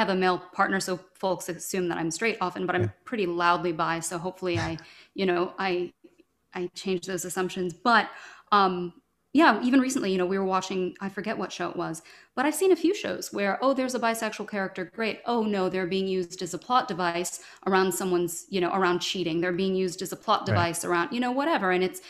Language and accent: English; Louisville, Kentucky, United States; I'm from Louisville, Kentucky, and being a queer kid in Kentucky